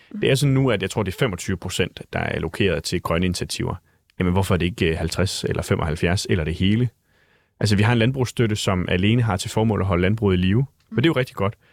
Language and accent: Danish; Jutland, Denmark; nu er jeg jo selv fra Jylland